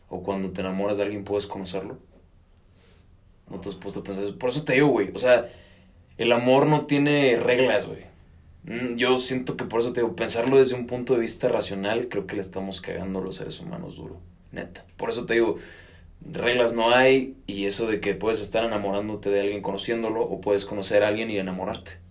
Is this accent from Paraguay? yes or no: no; Mexico; Porque somos mexicanos.